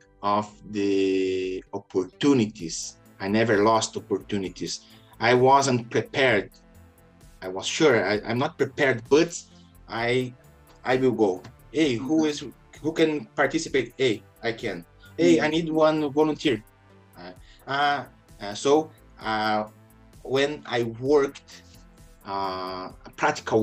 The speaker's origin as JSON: {"language": "English", "country": "Brazil", "tie": "born or raised there", "said": "I was born in Brazil"}